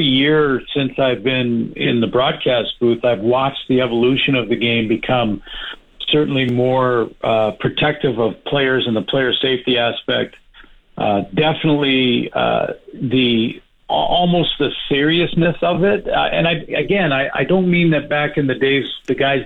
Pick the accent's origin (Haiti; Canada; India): Canada; I'm Canadian